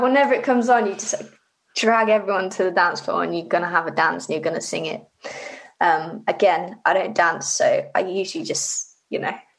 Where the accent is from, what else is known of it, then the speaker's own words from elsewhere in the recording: Livingston, Scotland, United Kingdom; born there; I was born in Scotland, and I was born in a place called Livingston. So I was kind of like trying to look for artists from Livingston or West Lothian.